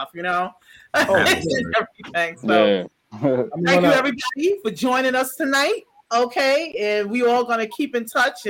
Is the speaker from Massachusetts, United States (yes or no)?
no; New York City, New York, United States; I'm from New York City, the boroughs